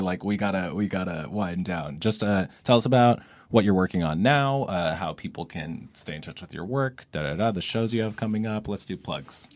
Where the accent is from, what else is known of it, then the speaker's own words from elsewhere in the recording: United States; growing up in America